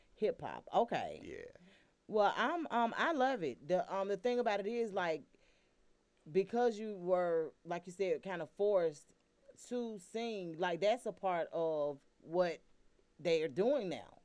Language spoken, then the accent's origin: English; Atlanta, Georgia, United States; were born and raised in Atlanta